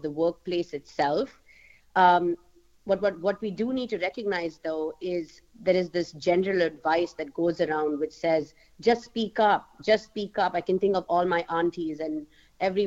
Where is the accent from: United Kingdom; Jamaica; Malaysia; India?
India; moved away as an adult; also born or lived in United States; now in Germany; I actually am born and raised in India, and I moved to Germany from the US because of my work